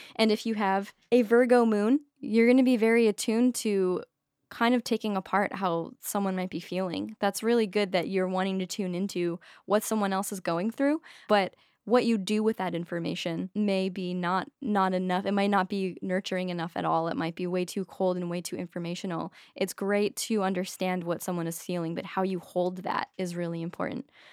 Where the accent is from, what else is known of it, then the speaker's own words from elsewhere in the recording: Maine, United States; I'm from Maine